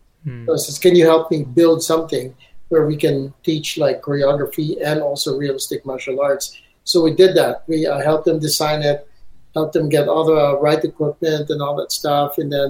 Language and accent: English; Beijing, China; We're from Beijing, and that's like going on this interstate